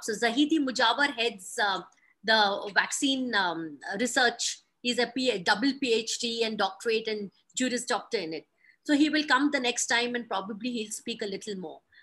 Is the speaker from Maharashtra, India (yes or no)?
yes; Mumbai, Maharashtra, India; moved away; my hometown in Mumbai